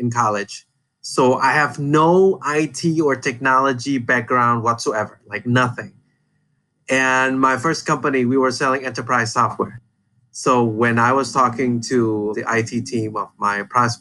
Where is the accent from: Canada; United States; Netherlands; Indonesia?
Indonesia; I'm from Indonesia. I now am based in Jakarta